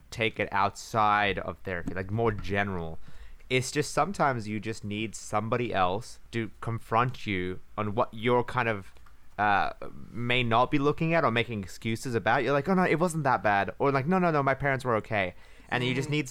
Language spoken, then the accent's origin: English; Japan; also born or lived in New Zealand; a lot of my behavior is literally from when I grew up in Japan and New Zealand